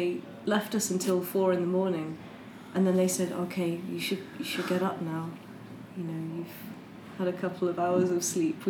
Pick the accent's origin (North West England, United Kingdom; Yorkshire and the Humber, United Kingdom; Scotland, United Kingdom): North West England, United Kingdom; Crewe; moved away as an adult; also born or lived in Lancaster; now in Manchester, United Kingdom; I'm from Crewe.